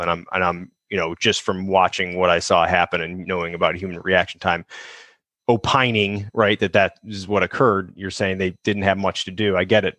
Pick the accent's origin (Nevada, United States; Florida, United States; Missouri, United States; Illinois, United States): Illinois, United States; Chicago; now in Southern California, United States; growing up in Chicago